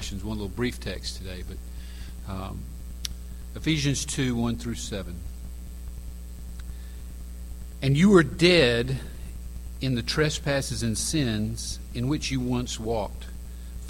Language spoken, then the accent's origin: English; Macon, Georgia, United States; from Macon, Georgia, and I run a daycare for teenagers